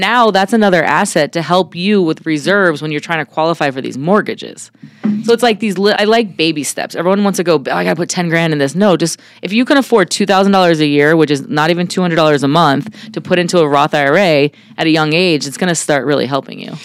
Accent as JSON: {"language": "English", "town": "New York City", "region": "New York", "country": "United States", "tie": "born or raised there", "also_born_or_lived": "San Diego", "moved": "as an adult", "lives_now": "Arizona, United States", "said": "I grew up in Brooklyn, New York, and I uh, came out to Arizona"}